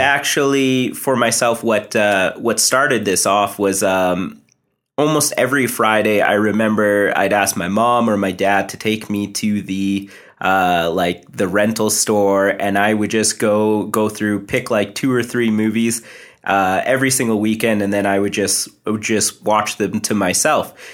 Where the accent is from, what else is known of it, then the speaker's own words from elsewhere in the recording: Canada; I am East Indian. Uh, my parents are first, or sorry, I'm first generation Canadian. They moved over here